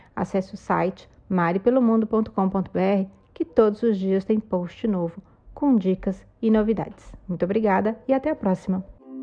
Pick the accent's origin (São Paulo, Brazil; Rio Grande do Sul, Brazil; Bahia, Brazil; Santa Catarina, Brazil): São Paulo, Brazil; eu sou de São Paulo